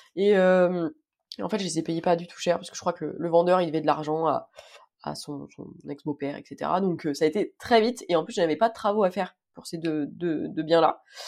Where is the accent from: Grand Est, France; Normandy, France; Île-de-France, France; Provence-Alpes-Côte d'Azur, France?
Île-de-France, France; je suis d'Île-de-France du 92 exactement